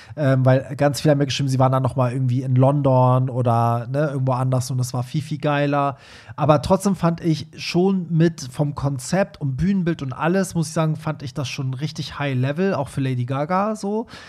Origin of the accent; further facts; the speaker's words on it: Iran; moved away; Ich als Iraner